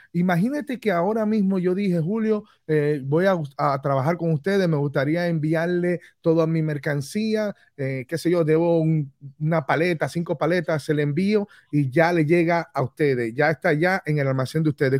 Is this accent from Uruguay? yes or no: no; Dominican Republic; now in Orlando, United States; quiero irme a vivir a mi país natal, a República Dominicana